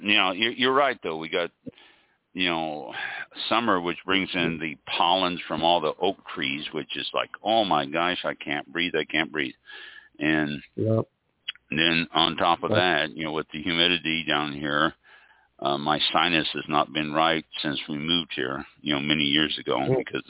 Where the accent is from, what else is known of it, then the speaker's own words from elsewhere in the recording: Midwest, United States; also born or lived in Quy Nhon, Vietnam; now in Florida, United States; I grew up in the Midwest.